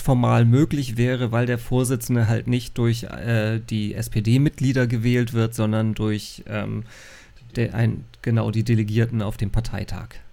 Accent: North Frisia, Schleswig-Holstein, Germany; Ich bin ja Nordfriese

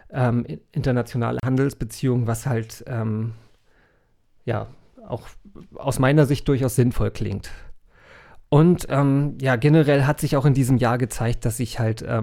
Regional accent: Hamburg, Germany; also born or lived in Schleswig-Holstein; Ich bin EU-Bürger, ich bin Deutscher, ich bin Hamburger. Ja. Ich bin auch Schleswig-Holsteiner, ja weil ich da geboren bin.

